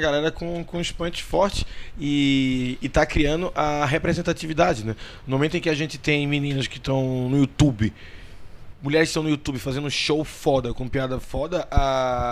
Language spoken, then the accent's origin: Portuguese; Northeast Region, Brazil; eu sou nordestino